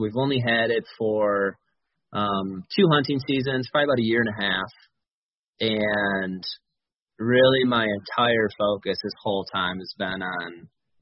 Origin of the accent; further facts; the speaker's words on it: Grand Rapids, Michigan, United States; also born or lived in Ann Arbor, Michigan; I'm from Michigan, same as you, on the southwest side of the state, Grand Rapids, Michigan. Pretty much lived here my whole life